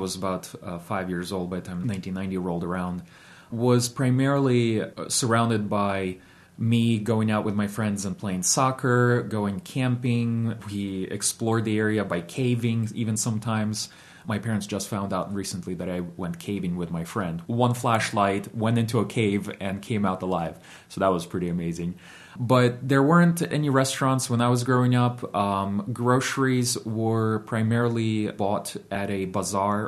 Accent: Ukraine; now in Shenandoah Valley, Virginia, United States; I was born in Ukraine. I was born in 1985

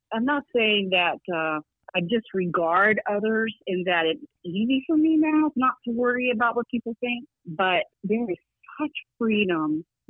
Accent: the South, United States; So there's blessings of growing up in the South, and just the wonder of family, and so beautiful, and just watermelon, and, you know, staying up late in the summer.

